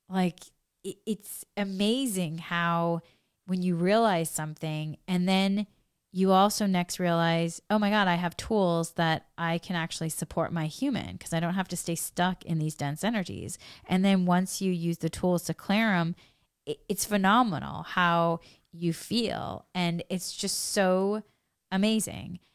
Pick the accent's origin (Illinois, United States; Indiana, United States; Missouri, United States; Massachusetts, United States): Massachusetts, United States; New England; I come from New England, Massachusetts